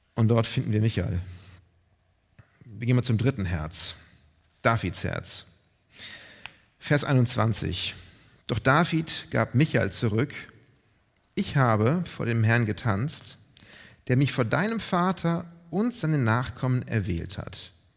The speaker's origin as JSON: {"language": "German", "region": "Northern Germany", "country": "Germany", "said": "als Deutsche oder Norddeutsche"}